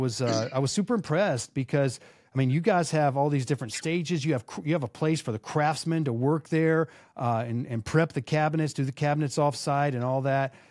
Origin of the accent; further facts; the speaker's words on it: Dallas, Texas, United States; I'm from Dallas.